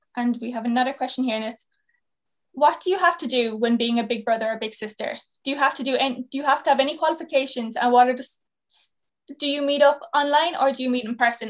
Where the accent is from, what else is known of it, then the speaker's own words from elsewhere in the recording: Cork, Munster, Ireland; moved away; also born or lived in Mayo; I'm from Cork originally